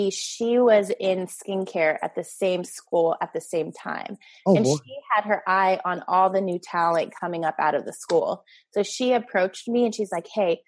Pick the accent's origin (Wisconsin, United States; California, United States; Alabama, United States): California, United States; LA County; also born or lived in Orange County, California; now in San Clemente, United States; I'm originally from LA County